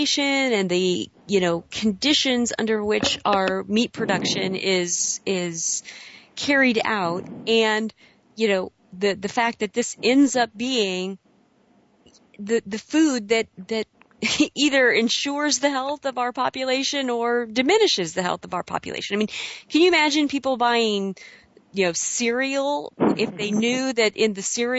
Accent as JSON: {"language": "English", "region": "Southern Illinois", "country": "United States", "tie": "born or raised there", "said": "I grew up in Southern Illinois"}